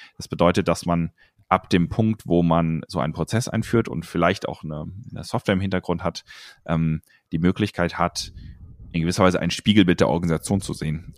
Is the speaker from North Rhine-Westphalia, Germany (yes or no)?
yes; near Cologne, North Rhine-Westphalia, Germany; now in Munich, Germany; ich komme eigentlich aus, ähm, aus der Nähe von Köln, aus dem Rheinland